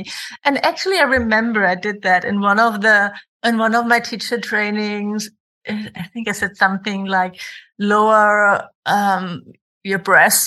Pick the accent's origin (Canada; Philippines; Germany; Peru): Germany; accent: German; English is a second language; moved away as an adult; also born or lived in Bali, Indonesia; we both speak English as a second language, I am from Germany.